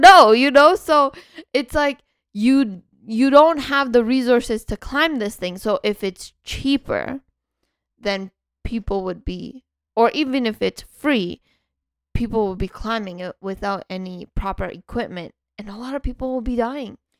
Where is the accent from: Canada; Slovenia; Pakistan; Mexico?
Canada; in Canada, we get up to m, minus, uh, forty, forty something